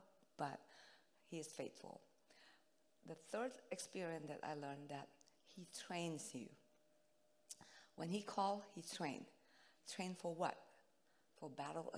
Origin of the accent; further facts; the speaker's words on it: Indonesia; English is a second language; moved away; I'm from Indonesia, so my English is not good.